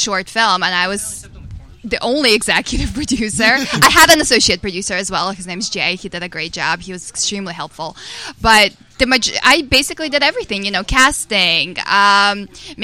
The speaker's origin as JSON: {"language": "English", "town": "Kharkiv", "region": "Kharkiv Oblast", "country": "Ukraine", "tie": "born or raised there", "moved": "yes", "said": "originally born in Kharkiv, Ukraine, so I'm Russian-Ukrainian"}